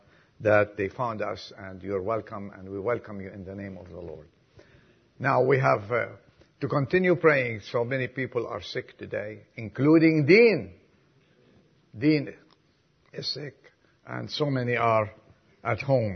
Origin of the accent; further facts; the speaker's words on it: Lebanon; now in United States; I was from Lebanon